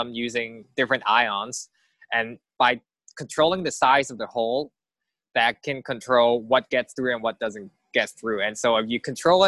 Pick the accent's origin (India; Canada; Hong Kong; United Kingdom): Hong Kong; moved away; also born or lived in Berkeley, California / Cambridge / Massachusetts; I grew up in Hong Kong, and that's kind of where everything is like a concrete jungle